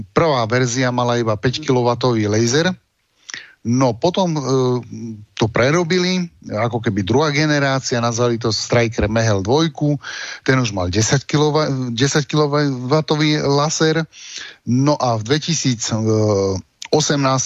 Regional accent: Slovakia; som Slovák

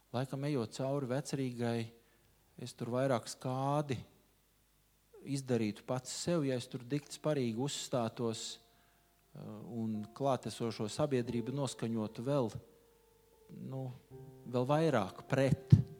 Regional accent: Riga, Latvia; esmu dzimis, audzis rīznieks.

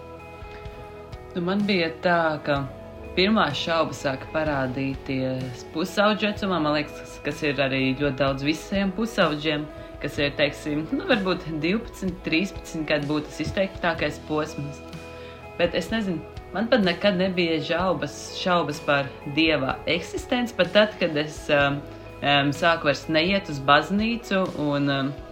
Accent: Sigulda, Vidzeme, Latvia; also born or lived in Riga; es nāku no Sigultas katoļu draugas pašlaik, um, kamēr es mācos Rīgā

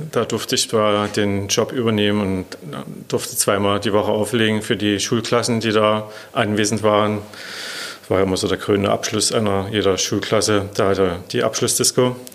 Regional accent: Bautzen, Saxony, Germany; born there; bin 52 Jahre, bin gebürtig in Bautzen

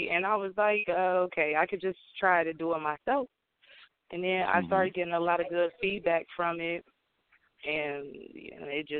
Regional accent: Ohio, United States; born there; Well, I was born in Ohio. I've lived here for almost 4 years now, this round.

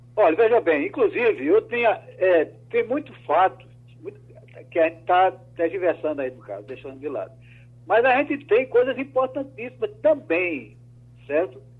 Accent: Recife, Pernambuco, Brazil; eu não estava no Brasil, Mas eu vi lá em Portugal, depois de dois anos saudosos da, da minha terra

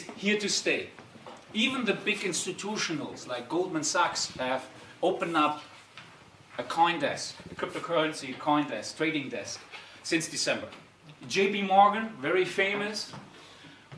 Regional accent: Darmstadt, Hesse, Germany; I'm actually originally from Darmstadt, so I'm an Italo-German Darmstädter

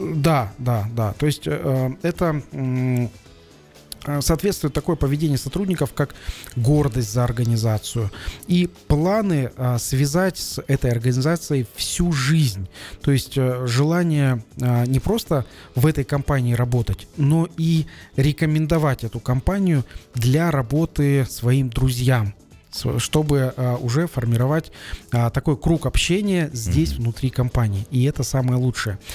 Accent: Kazakhstan

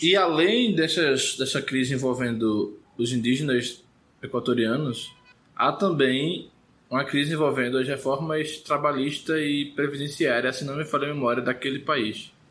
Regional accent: Recife, Pernambuco, Brazil; eu não vim do interior. A não ser que você considere Recife a, a capital mais interiorana do Brasil.

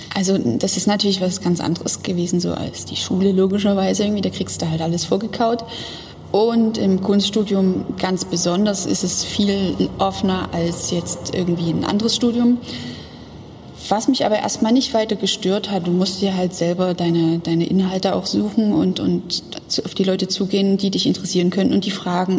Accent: Dresden, Saxony, Germany; Ich bin nicht auf dem Dorf aufgewachsen, aber zumindest am Stadtrand in Dresden.

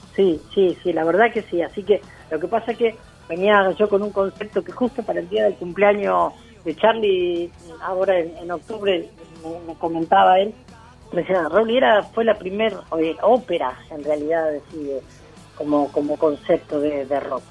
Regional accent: Mercedes, Buenos Aires Province, Argentina; Mercedes es mi pueblo

